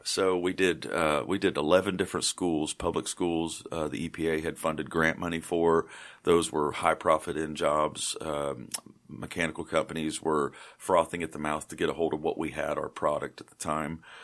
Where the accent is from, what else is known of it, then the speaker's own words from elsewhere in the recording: Eastern Kentucky, United States; also born or lived in Batesville, Indiana / Morehead, Kentucky / Richmond, Kentucky; I'm from Eastern Kentucky